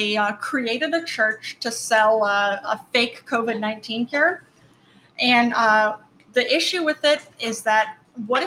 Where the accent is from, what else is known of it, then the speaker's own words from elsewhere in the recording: United States; as an American